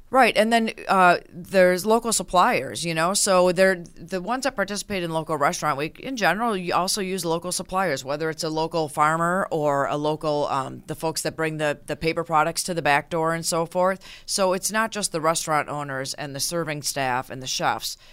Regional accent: Minneapolis, Minnesota, United States; now in Western New York, United States; I am actually originally from Minneapolis

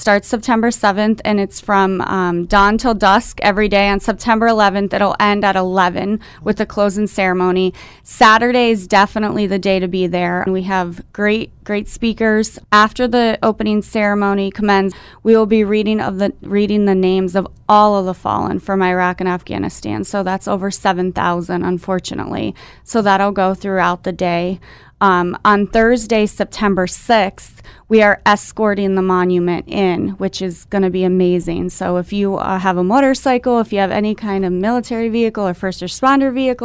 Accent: Tunkhannock, Pennsylvania, United States; I'm from Tunkhannock, so I've lived there for the last 25 years

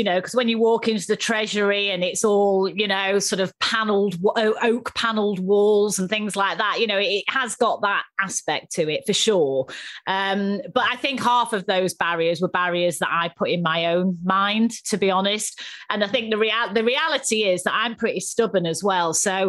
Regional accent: Manchester, North West England, United Kingdom; accent: northerner; moved away as an adult; also born or lived in Leeds / London; you can probably tell from my dulcet tones, I'm a northerner. So I grew up in Manchester, the youngest of three daughters, actually. So great family life, you know, loving parents, etc. But very working class

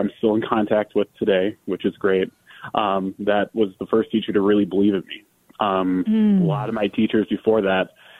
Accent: Minneapolis, Minnesota, United States; also born or lived in Dartmouth, New Hampshire; I can go back to my hometown to Minneapolis, because it meant a lot to me to be able to come back to Minnesota. I'm from Minnesota

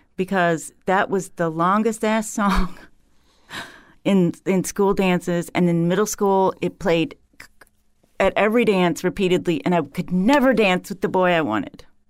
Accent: Huron, Ohio, United States; moved away; I grew up in Huron, Ohio, on the South Shore of Lake Erie

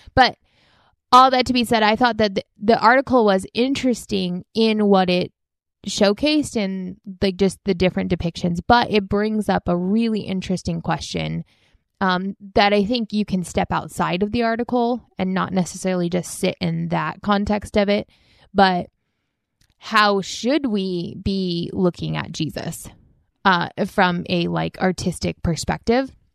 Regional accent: United States; growing up in the United States

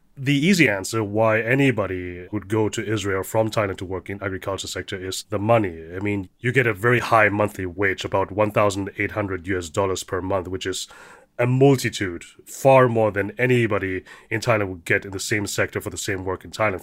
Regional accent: Germany; I'm the son of immigrant parents. growing up in Germany

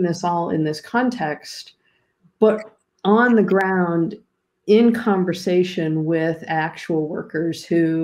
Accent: Pittsburgh, Pennsylvania, United States; my hometown of Pittsburgh

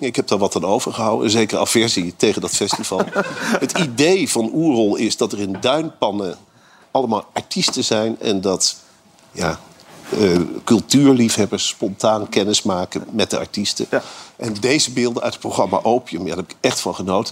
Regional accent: Arnhem, Gelderland, Netherlands; ik kom uit Arnhem.

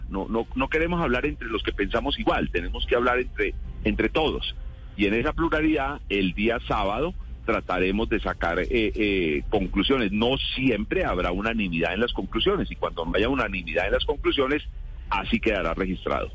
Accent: northern Cauca, Colombia; en mi tierra, allá en el norte del Cauca

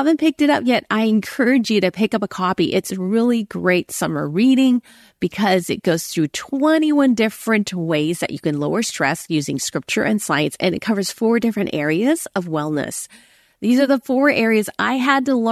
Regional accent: United States; also born or lived in Hong Kong; I was born in America

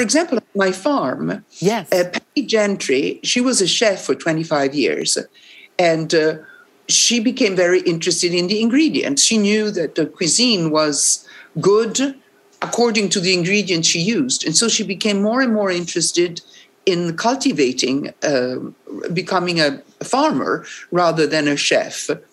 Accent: Rome, Lazio, Italy; English is a second language; I'm from Rome

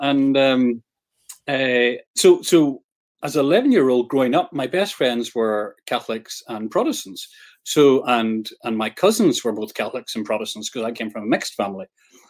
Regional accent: Northern Ireland, United Kingdom; I'm Northern Irish, so I grew up in Northern Ireland in the 1980s, which was interesting, to say the least.

